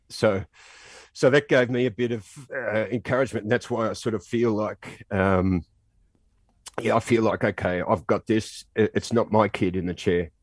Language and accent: English; Australia; being Australian and being on the basketball team as well